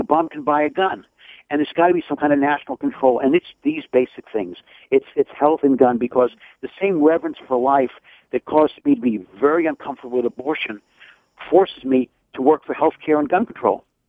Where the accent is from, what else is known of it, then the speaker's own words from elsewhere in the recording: New York City, New York, United States; now in Westchester County, United States; I grew up 10 miles from Donald Trump in Queens County. I live 10 miles from Hillary Clinton in Westchester County